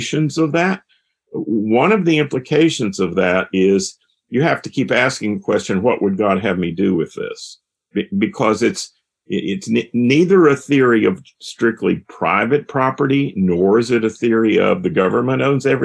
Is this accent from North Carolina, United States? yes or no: yes; High Point, North Carolina, United States; I grew up in High Point, North Carolina